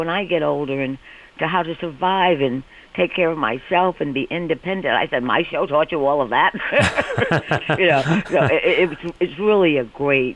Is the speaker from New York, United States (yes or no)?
yes; New York City, New York, United States; moved away as an adult; now in Connecticut, United States; I was born and raised in Manhattan, Spanish Harlem